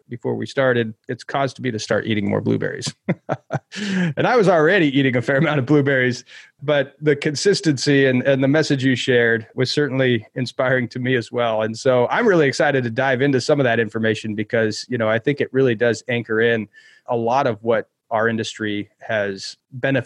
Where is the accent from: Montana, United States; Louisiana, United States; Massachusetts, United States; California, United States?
Montana, United States; my experience growing up in Montana